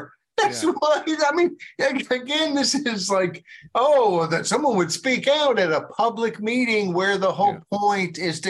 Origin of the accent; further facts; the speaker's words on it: United States; But I want to apologize on behalf of my fellow Americans that I wasn't born sooner to do so then